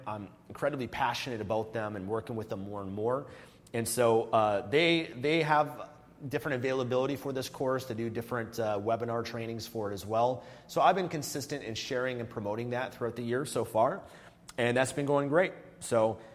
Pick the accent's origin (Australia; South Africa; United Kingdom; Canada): Canada; moved away as an adult; I became a non resident of Canada in 2018